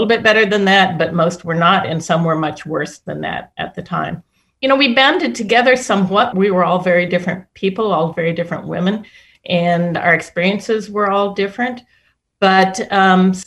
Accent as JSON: {"language": "English", "region": "Midwest", "country": "United States", "tie": "born or raised there", "said": "I was raised in the Midwest"}